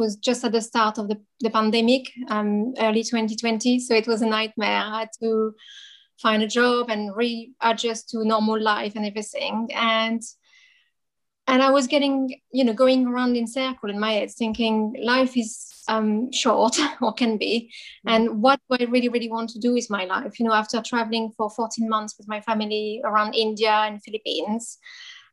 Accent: France; accent: French; moved away as an adult; now in United Kingdom; I'm French, as you probably hear from my accent, but I live in the UK for many years now.

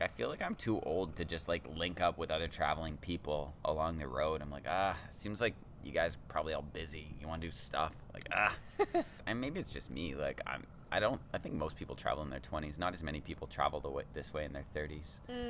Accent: Canada; I'm like, oh, we were just saying that because we're Canadian.

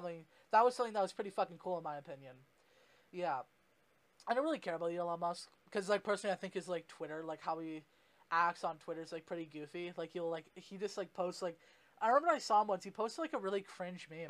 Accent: Canada; I'm Canadian

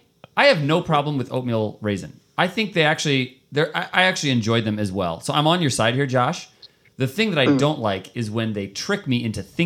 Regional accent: Cherokee, Iowa, United States; moved away as an adult; I was born at Cherokee Regional Medical Center or hospital or something.

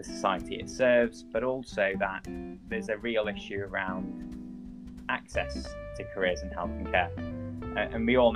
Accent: Manchester, North West England, United Kingdom; moved away; also born or lived in London; I'm originally from Manchester and I was training in London

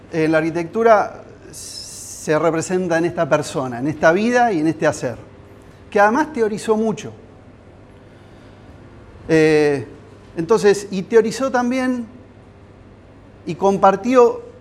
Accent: Giles, Buenos Aires, Argentina; soy arquitecto, soy de Giles.

